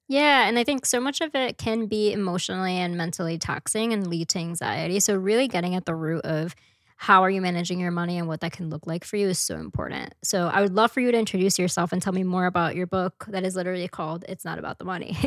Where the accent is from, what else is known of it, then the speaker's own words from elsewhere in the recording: New York City, New York, United States; I grew up in Washington Heights